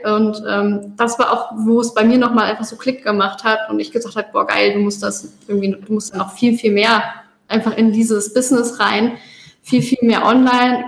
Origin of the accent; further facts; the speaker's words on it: Koblenz, Rhineland-Palatinate, Germany; moved away as an adult; also born or lived in Westerwald; now in Gozo, Malta; ursprünglich kommen wir aus Deutschland. Ähm, ich aus der Ecke Koblenz